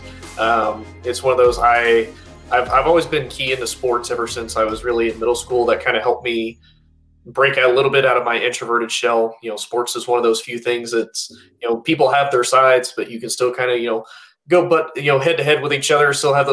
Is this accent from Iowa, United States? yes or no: no; Indianapolis, Indiana, United States; moved away; Growing up, at least in the state that I grew up. So I'm from Indianapolis, Indiana originally